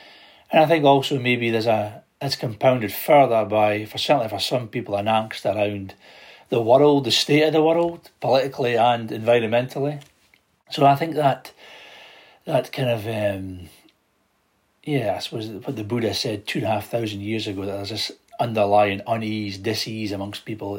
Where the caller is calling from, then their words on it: Scotland, United Kingdom; I'm joining you from Aberdeenshire in northeast Scotland.